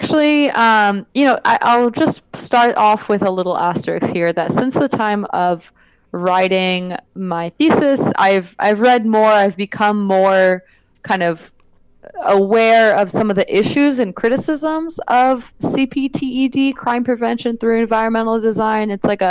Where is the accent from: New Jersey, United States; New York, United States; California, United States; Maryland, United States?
California, United States; now in Los Angeles, United States; So again, I'm not from Los Angeles. I moved here like 7 years ago. So the perspective I have is very much of an outsider. My perspective more in the Bay Area is one of like, oh yeah, these are like the things that I saw when I was a youth